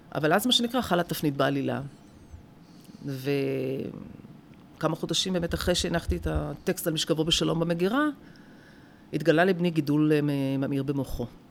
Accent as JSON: {"language": "Hebrew", "town": "Rehovot", "region": "Central District", "country": "Israel", "tie": "born or raised there"}